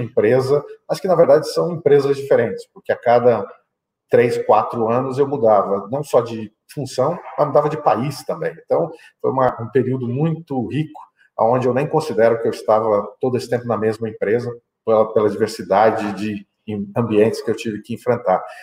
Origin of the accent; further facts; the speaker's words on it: Mato Grosso do Sul, Brazil; moved away as an adult; also born or lived in England / Canada / China; eu sou natural do Mato Grosso do Sul, fiz a minha formação é, estudantil, acadêmica no Mato Grosso do Sul